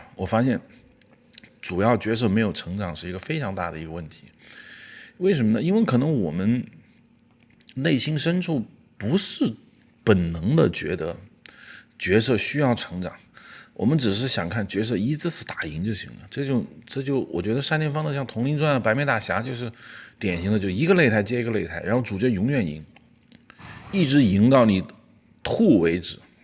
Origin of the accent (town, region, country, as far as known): China